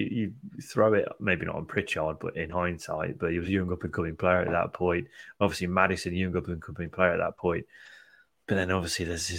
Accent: Midlands, United Kingdom; I'm from the Midlands.

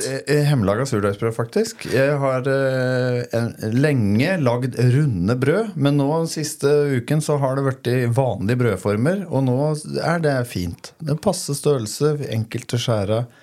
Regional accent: Toten, Innlandet, Norway; hjemme på Toten

